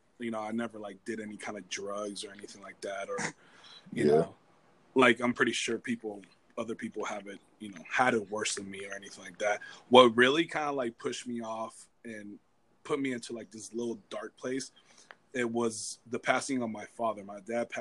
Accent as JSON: {"language": "English", "region": "Florida", "country": "United States", "also_born_or_lived": "Cuba", "moved": "yes", "lives_now": "California, United States", "said": "I'm from Florida"}